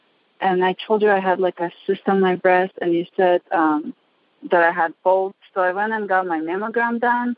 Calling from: Reno, Nevada, United States; I'm calling from Reno.

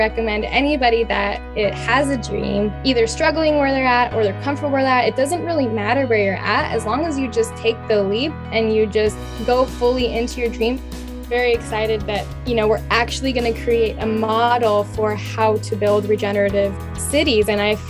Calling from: San Diego, California, United States; I'm from San Diego area right now.

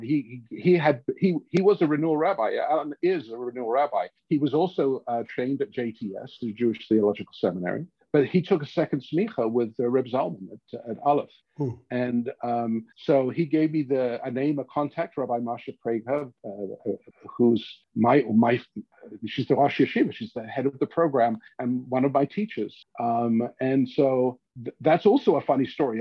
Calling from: Regina, Saskatchewan, Canada; I'm calling from Regina

